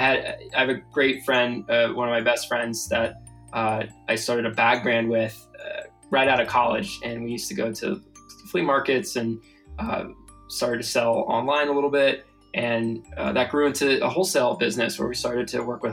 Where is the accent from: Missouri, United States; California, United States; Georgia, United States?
California, United States; San Diego; moved away as an adult; also born or lived in Santa Barbara, California; now in Colorado, United States; I grew up in California. I grew up in San Diego and spent my childhood and major first part of my life there until I was 18